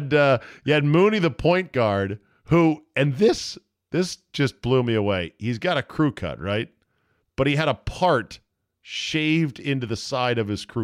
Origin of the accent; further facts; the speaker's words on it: the Commonwealth, Virginia, United States; I'm from the Commonwealth.